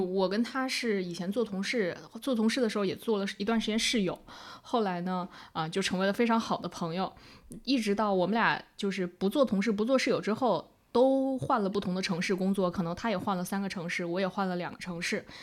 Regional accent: China; moved away as an adult; also born or lived in Hong Kong / Shanghai; 我们大陆人

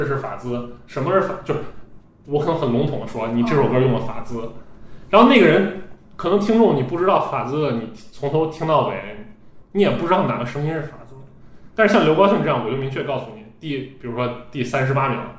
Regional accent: Xi'an, Shaanxi, China; 我本身是个西安人，

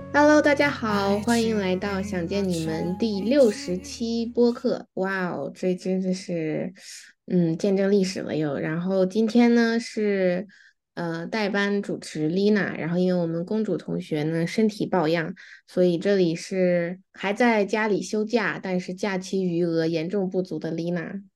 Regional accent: Beijing, China; moved away; 我是在北京长大的

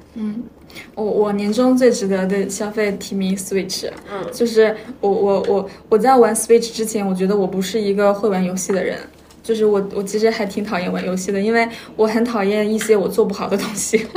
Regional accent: Hohhot, Inner Mongolia, China; 我家是呼和浩特的，就是离大同，大概就是四五十公里，就是呼和浩特和大同是接壤的

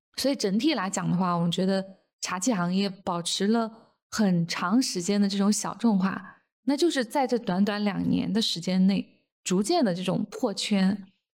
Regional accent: China; 我们中国人

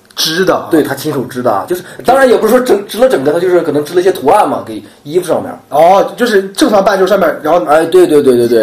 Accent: Shanxi, China; 然后就是我是山西的

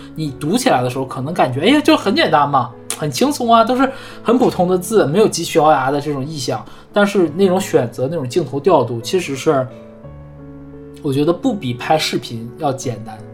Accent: Northeast China, China; 我们东北人才要飞到热带的岛屿过冬

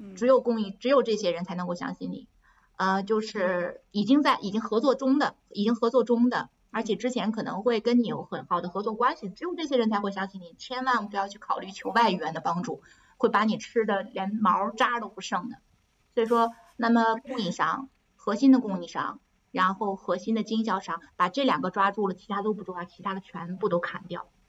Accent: China; moved away as an adult; now in France; 我是一个中国人，我跟着那些，我是唯一的中国人

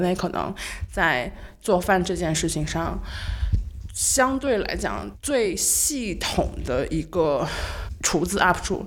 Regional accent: Nanjing, Jiangsu, China; 小时候在南京长大，然后听南京本地广播

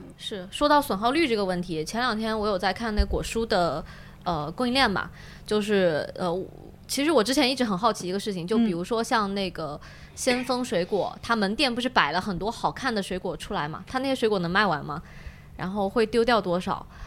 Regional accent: southern China, China; 南方嘛，就是他不会把房间放得那么大，就都是小房间

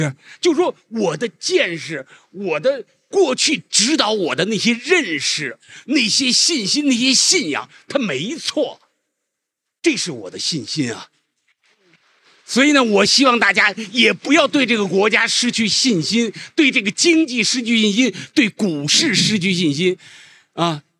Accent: China; 作为一个中国人，我觉得别无选择。

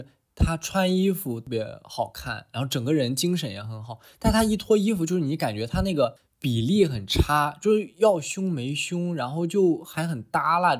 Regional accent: Shandong, China; 因为我本身作为一个山东人，

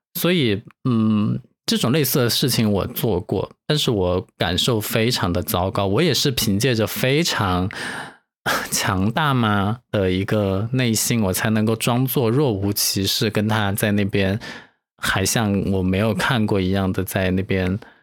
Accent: China; 我是中国人吗？

